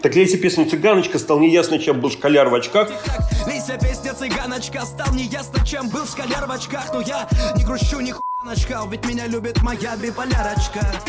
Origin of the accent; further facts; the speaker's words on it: Vologda Oblast, Russia; accent: northern Russian; Leningrad norm; moved away as an adult; also born or lived in Saint Petersburg; как северянин и потом учившийся в Питере